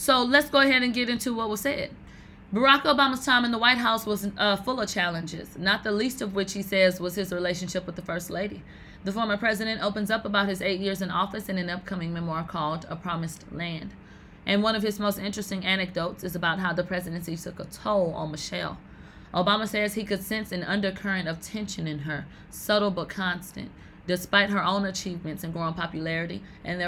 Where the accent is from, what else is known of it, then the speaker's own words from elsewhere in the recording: the South, United States; I'm from the South